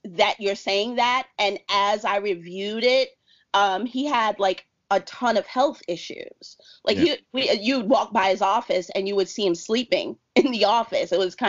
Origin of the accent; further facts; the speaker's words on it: New York City, New York, United States; I deem myself a Christian, so I automatically should have been, you know, more forgiving, but I'm also from Harlem